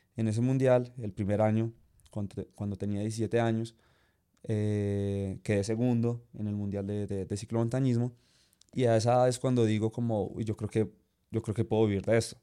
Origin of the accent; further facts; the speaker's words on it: Zipaquirá, Cundinamarca, Colombia; soy de Zipaquirá